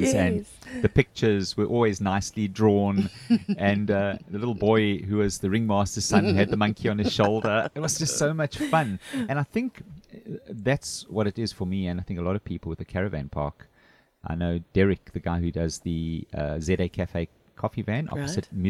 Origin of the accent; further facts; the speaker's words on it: Durban, KwaZulu-Natal, South Africa; now in Muizenberg, South Africa; I'm originally from Durban, the Gunston 500, and the surf scene.